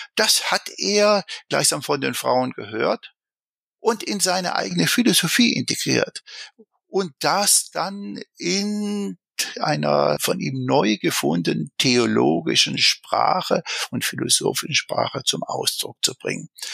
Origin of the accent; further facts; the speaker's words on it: Swabia, Germany; accent: Swabian; Ich bin ja ein Schwabe